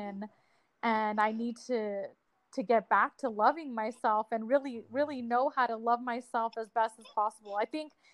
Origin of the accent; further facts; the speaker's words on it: Albuquerque, New Mexico, United States; I am from Albuquerque, New Mexico